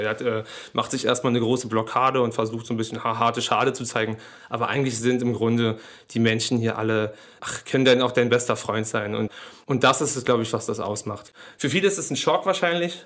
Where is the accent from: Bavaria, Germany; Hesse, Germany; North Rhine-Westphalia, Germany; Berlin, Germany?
Berlin, Germany; wir sind äh, hier groß geworden in Neukölln